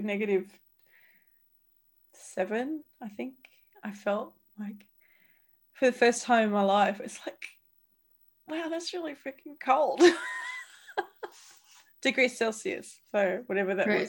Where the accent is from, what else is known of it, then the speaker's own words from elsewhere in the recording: Central Queensland, Australia; I'm from Central Queensland